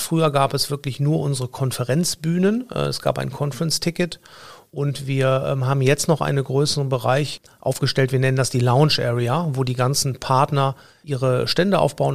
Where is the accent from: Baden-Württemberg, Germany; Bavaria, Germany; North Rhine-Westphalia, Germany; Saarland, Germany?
North Rhine-Westphalia, Germany; Cologne; ich komme aus Köln-Nippes